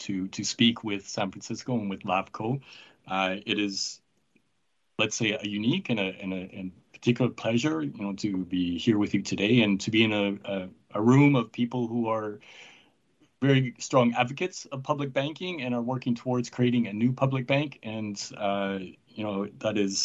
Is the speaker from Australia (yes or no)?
no; Canada; I'm from Canada